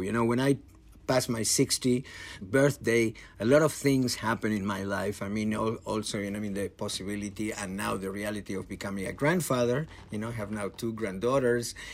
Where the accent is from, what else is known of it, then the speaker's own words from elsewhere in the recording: Argentina; I come from Argentina